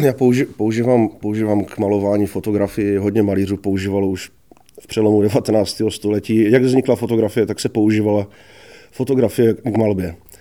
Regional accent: Brno, South Moravian Region, Czechia; also born or lived in Kuřim; Narodil jsem se v Brně a Eh, žiju tady vlastně už

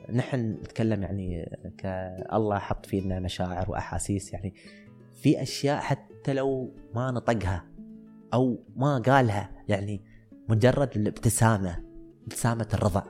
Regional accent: United Arab Emirates; عندنا في الإمارات

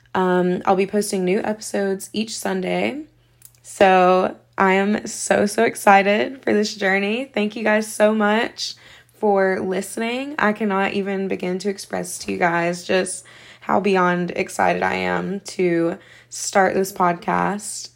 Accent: Seneca, South Carolina, United States; I am from Seneca, South Carolina

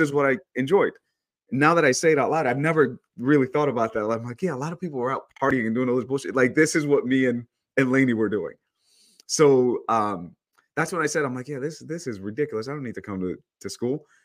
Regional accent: New York, United States; moved away as an adult; also born or lived in El Salvador / Long Island, New York; now in California, United States; I grew up in New York, um, but I'm actually, I was born in El Salvador

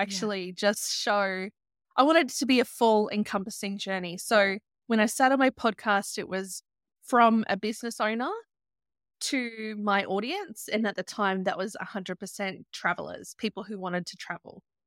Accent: Byron Shire, New South Wales, Australia; I grew up in the Byron Shire

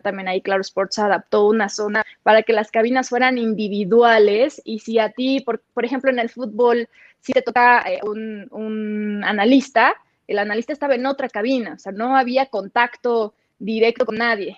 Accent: Los Mochis, Sinaloa, Mexico; accent: norteño; moved away as an adult; now in Mexico City, Mexico; soy de los Mochis, Sinaloa

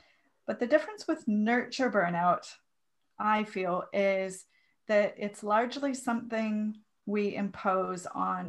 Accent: Minnesota, United States; Not too far away from you, from Minnesota. So, you know, really close to Canada, where I spent the first 28

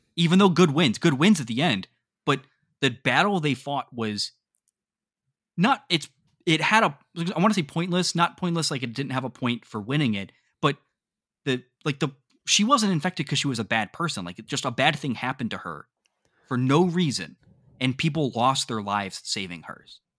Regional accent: the North, Northern United States, United States; as a northern boy

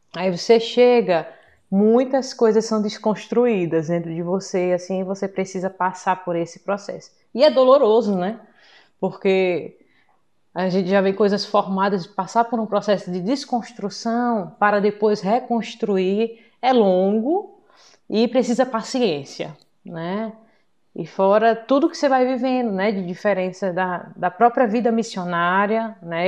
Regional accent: Recife, Pernambuco, Brazil; moved away as an adult; now in Braga, Portugal; Sou natural de Recife Porém, já estou aqui em Braga

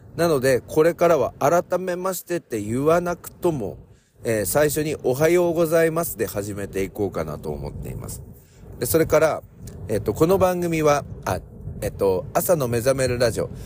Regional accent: Ibaraki, Japan; accent: Ibaraki dialect; 構わねべっていうのは大丈夫でしょうっていう、まあ、茨城県の訛り

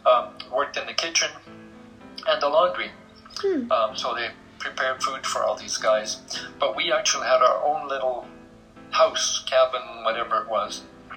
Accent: Augsburg, Bavaria, Germany; also born or lived in Heidelberg / Belgium; we moved from where I was born in Augsburg to Heidelberg, and from there eventually to Belgium. And we were very, very poor.

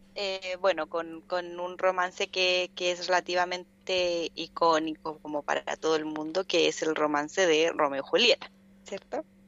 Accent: Chile; nosotros como, como chilenos, después de haber vivido lo que pasó el 27F

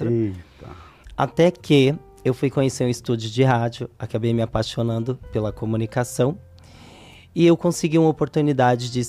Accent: Vitória da Conquista, Bahia, Brazil; now in São Paulo, Brazil; eu vim do estado da Bahia para São Paulo, Vitória da Conquista.

